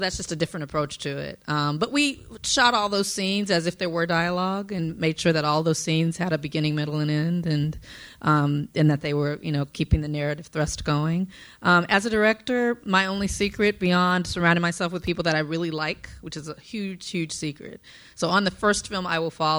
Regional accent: Compton, California, United States; I'm from Compton, South Central

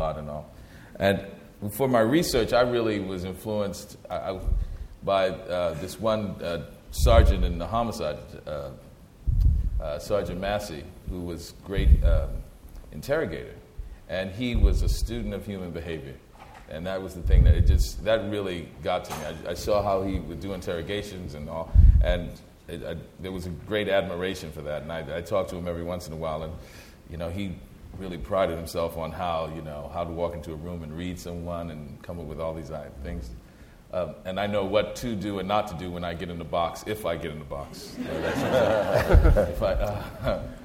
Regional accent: New Orleans, Louisiana, United States; moved away; I'm originally from New Orleans

